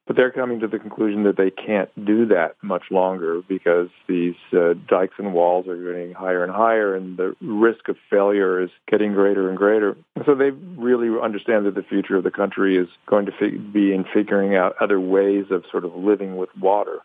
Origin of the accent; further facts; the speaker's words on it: California, United States; I grew up in California